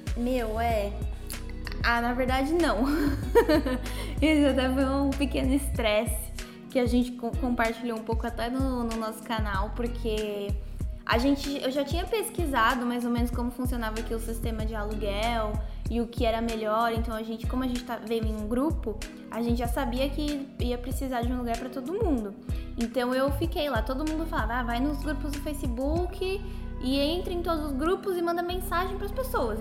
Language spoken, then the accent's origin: Portuguese; São Paulo, Brazil; tenho 23 anos e ambos somos de São Paulo, capital